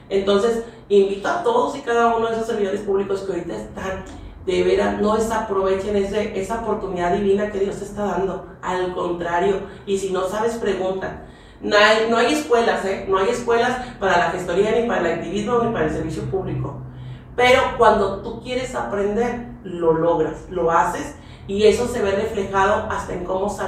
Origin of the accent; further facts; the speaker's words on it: San Nicolás de los Garza, Nuevo León, Mexico; now in Pesquería, Mexico; Mira, yo soy originaria de San Nicolás de los Garza, pero me llevó ahora sí la vida a vivir a Pesquería Nuevo León, soy hija adoptiva de Pesquería Nuevo León